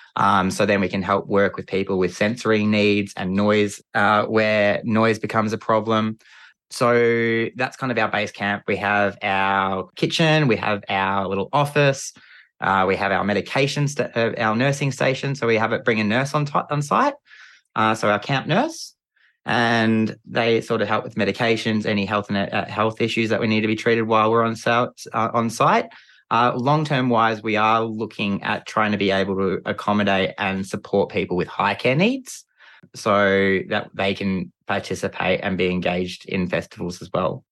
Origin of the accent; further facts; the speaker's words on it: Geelong, Victoria, Australia; I grew up in, uh, Geelong and the Great Ocean Road down in Victoria with my family